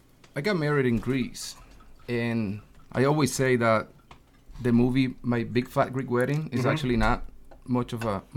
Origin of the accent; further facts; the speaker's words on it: Puerto Rico; now in Connecticut, United States; I'm from Puerto Rico.